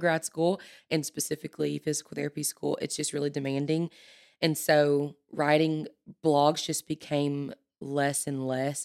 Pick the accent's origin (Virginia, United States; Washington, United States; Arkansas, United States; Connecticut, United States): Arkansas, United States; El Dorado; moved away as an adult; now in Conway, United States; I'm from South Arkansas, El Dorado, Arkansas